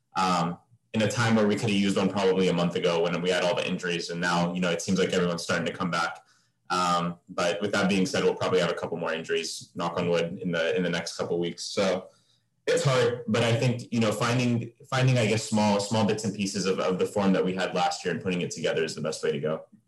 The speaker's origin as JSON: {"language": "English", "country": "United States", "tie": "born or raised there", "said": "grew up in America"}